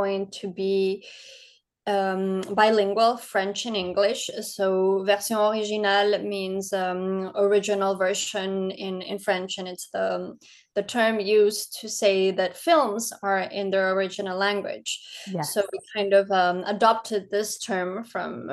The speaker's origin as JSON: {"language": "English", "country": "Ecuador", "moved": "yes", "lives_now": "Paris, France", "said": "I'm from Ecuador and I've been living in Paris for almost 13 years now."}